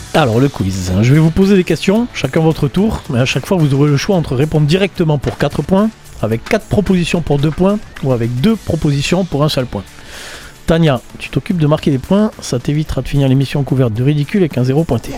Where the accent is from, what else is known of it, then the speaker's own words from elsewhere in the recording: France; je suis français